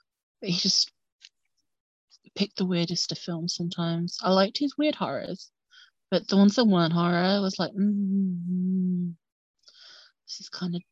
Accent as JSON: {"language": "English", "country": "United Kingdom", "said": "obviously I'm British."}